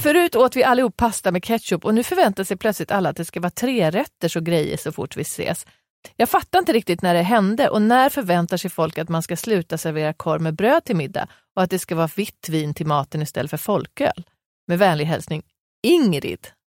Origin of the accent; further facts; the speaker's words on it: Västerås, Västmanland, Sweden; jag är från Västerås